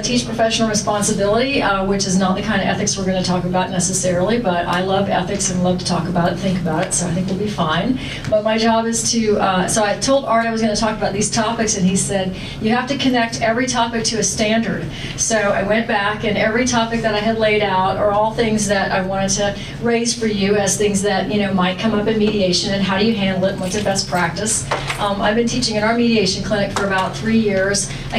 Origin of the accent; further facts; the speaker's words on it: Florida, United States; accent: Southern; also born or lived in Chicago; But I'm from Florida originally, and then Chicago before that, so hopefully I've lost most of my Southern accent.